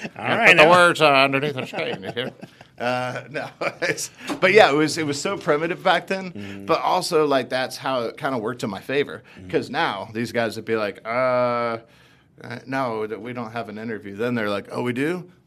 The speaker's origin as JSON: {"language": "English", "town": "Philadelphia", "region": "Pennsylvania", "country": "United States", "tie": "born or raised there", "also_born_or_lived": "Clarksdale, Mississippi / Austin, Texas", "moved": "as an adult", "lives_now": "Dallas, United States", "said": "I went to high school and middle school, high school, and college in Philly"}